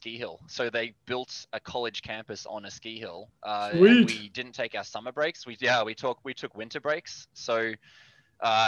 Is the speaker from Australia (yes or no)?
yes; Melbourne, Victoria, Australia; moved away as an adult; now in Canada; Born and raised in Australia, in Melbourne specifically, just out of Melbourne